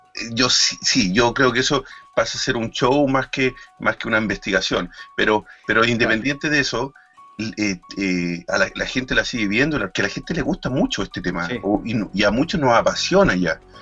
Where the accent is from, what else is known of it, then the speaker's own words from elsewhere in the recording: Chile; now in Spain; como chileno y que tenemos este programa en España